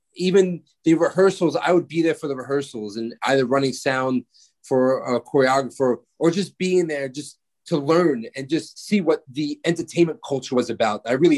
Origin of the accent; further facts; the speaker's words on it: New York City, New York, United States; I'm from New York City.